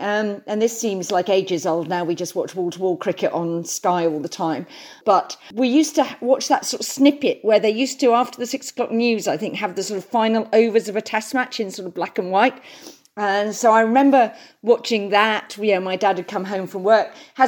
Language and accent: English; Birkenhead, North West England, United Kingdom; also born or lived in London; Yes, so actually I was born down south near London, but when I was nearly five, we moved up to Birkenhead because my father worked for a bank that was actually headquartered in Liverpool. So we moved up to Birkenhead.